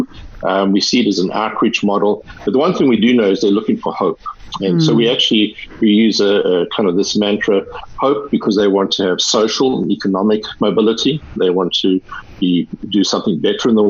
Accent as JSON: {"language": "English", "country": "South Africa", "tie": "born or raised there", "also_born_or_lived": "California", "accent": "South African", "moved": "as an adult", "said": "I'm South African, as you probably will have heard from the accent, and so I was raised in South Africa."}